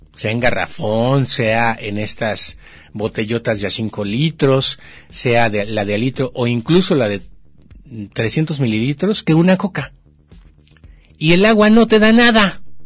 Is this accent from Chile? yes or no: no; Mexico; porque somos mexicanos